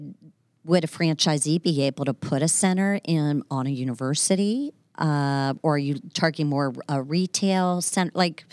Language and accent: English; Ohio, United States; Ohio, which is my home state.